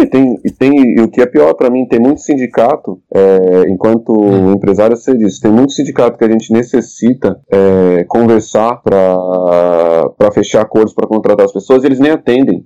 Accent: Brazil; nós enquanto brasileiros

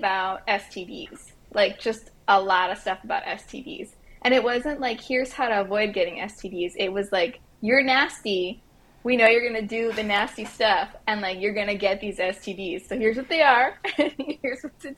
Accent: Miami, Florida, United States; now in South Texas, United States; I grew up in Miami

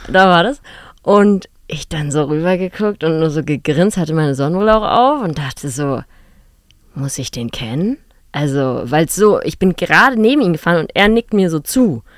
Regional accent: Lachendorf, Lower Saxony, Germany; also born or lived in Hanover; now in Berlin, Germany; durch das Dorf, wo ich aufgewachsen bin und wo wir unser Haus hatten

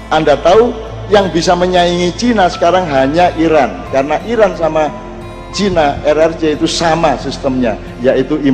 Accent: Java, Indonesia; untung kita orang Jawa ada transformasi dinamis progresif desa mawa coro negara mawa toto

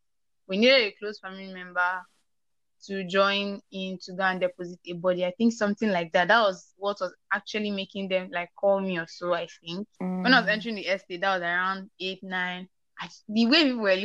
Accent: Nigeria; also born or lived in Port Harcourt; I'm a Nigerian

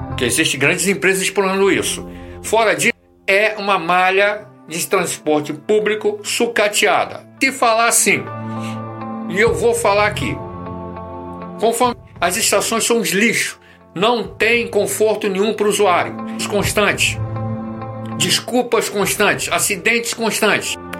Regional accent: Rio de Janeiro, Brazil; Eu sou Fluminense do Estado, do Rio de Janeiro

